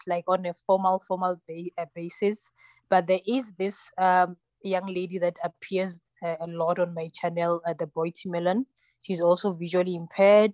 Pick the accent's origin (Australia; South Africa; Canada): South Africa; first language Tsonga; English is a second language; I'm originally Tsonga, Xitsonga. So I speak that. That's my mother tongue.